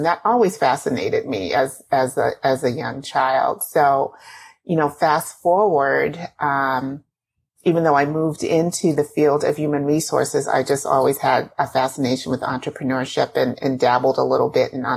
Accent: Boston, Massachusetts, United States; Born and raised in Boston, in the neighborhood of Roxbury.

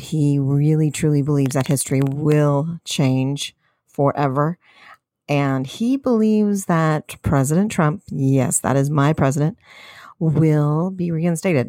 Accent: United States; We're American citizens.

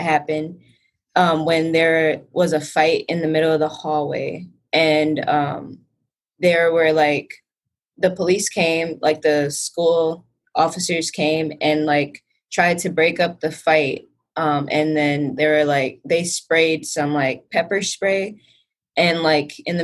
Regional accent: Racine, Wisconsin, United States; growing up in Racine, like, I experienced different cultures all the time

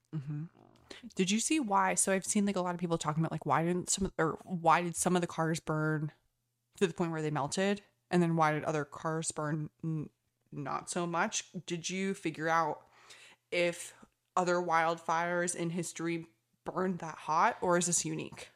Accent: United States; as an American

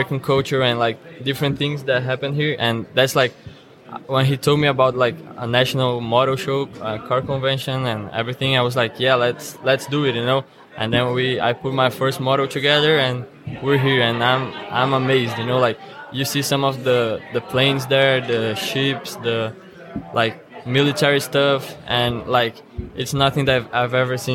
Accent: Rio Grande do Sul, Brazil; now in United States; I'm from Brazil. I'm from Rio Grande do Sul. It's the southern state there

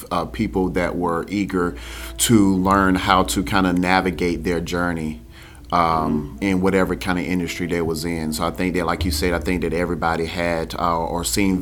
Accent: Spartanburg, South Carolina, United States; I'm from Spartanburg

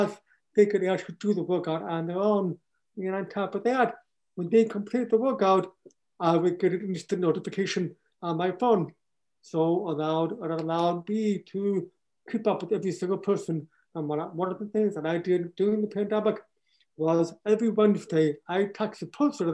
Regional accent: Michigan, United States; also born or lived in Miami, Florida; Everything that I do is in Michigan. This is my hometown

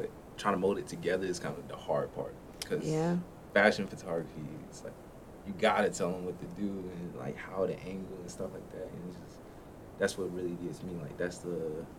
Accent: Washington, United States; now in Greensboro, United States; I am raised no more because I moved down here a while back, but I'm from Washington, and moved down to NC probably some time ago now.

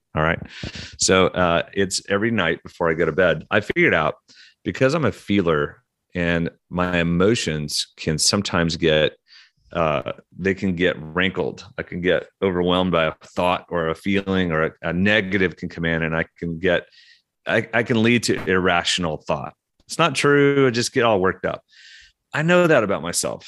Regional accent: Oklahoma, United States; moved away; also born or lived in Russia / Atlanta / London; I'm from Oklahoma

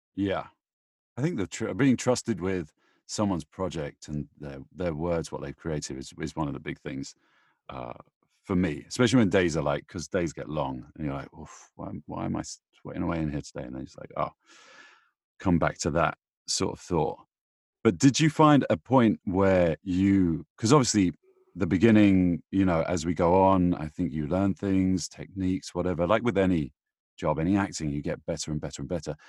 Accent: United Kingdom; I'm British

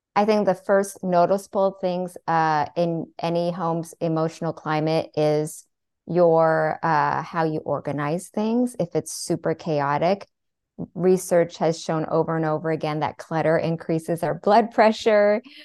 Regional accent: Seattle, Washington, United States; I was born and raised in Seattle

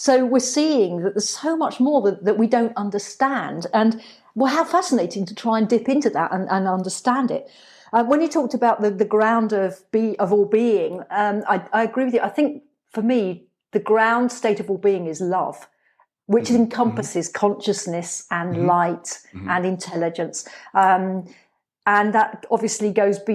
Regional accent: England, United Kingdom; I grew up in England

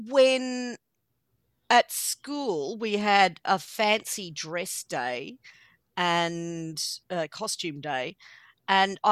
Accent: Ballarat, Victoria, Australia; my hometown of Ballarat

